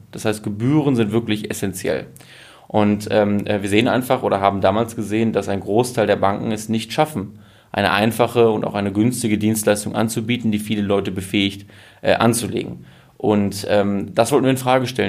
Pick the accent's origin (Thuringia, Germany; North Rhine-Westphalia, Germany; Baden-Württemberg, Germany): North Rhine-Westphalia, Germany; Münsterland; ich komme aus dem Münsterland